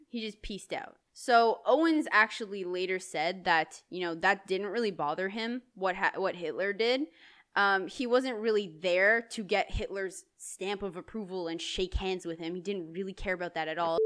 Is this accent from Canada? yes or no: yes; Canada; It's because we're Canadian and we only flourish in the cold.